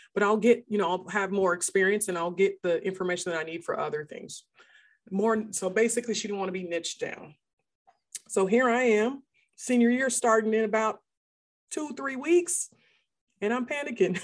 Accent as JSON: {"language": "English", "area": "outside of Seattle", "region": "Washington", "country": "United States", "tie": "born or raised there", "moved": "as an adult", "lives_now": "Texas, United States", "said": "he moved us up to a small town outside of Seattle, Washington"}